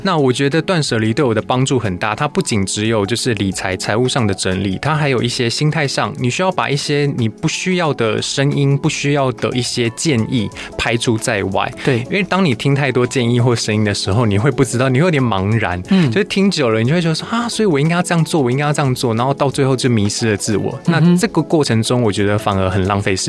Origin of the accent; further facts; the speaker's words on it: Taiwan; also born or lived in Japan; 我不一定要抱持着我是台湾人